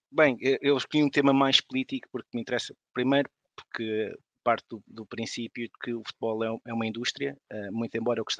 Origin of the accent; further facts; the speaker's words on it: Lisbon, Portugal; also born or lived in Caneças, Odivelas; now in Odivelas, Portugal; eu nasci em Lisboa uh, e vivo, vivo no Conselho de Odivelas há, há uns anos, não, não, não vivi desde sempre.